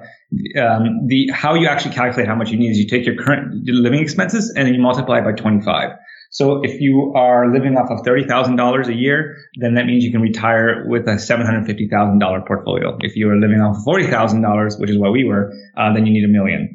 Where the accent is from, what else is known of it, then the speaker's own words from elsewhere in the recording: Canada; moved away; I grew up in Canada